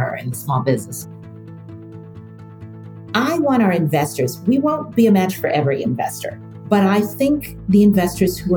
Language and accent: English; Oregon, United States; moved away; I grew up in Oregon, so very rural state